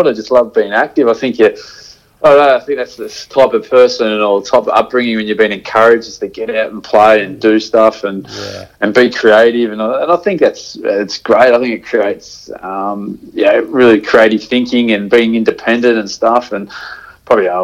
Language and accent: English; Melbourne, Victoria, Australia; I'm from Melbourne. I sort of grew up in the suburbs of Melbourne.